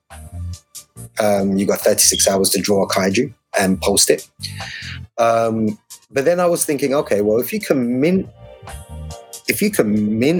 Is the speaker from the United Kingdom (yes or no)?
yes; London, United Kingdom; moved away as an adult; also born or lived in Midlands; I'm from London